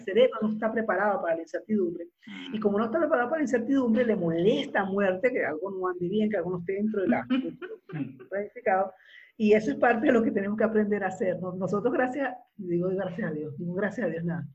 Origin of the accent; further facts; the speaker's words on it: Venezuela; moved away as an adult; now in Uruguay; yo soy venezolana, la, caribeña